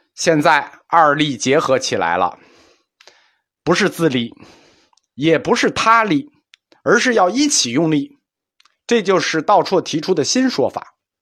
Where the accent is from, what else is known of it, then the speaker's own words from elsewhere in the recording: China; 我们中国人有一个两分法看问题